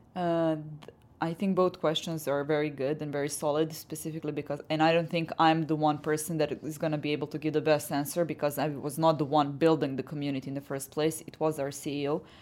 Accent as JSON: {"language": "English", "country": "Serbia", "said": "I come from Serbia"}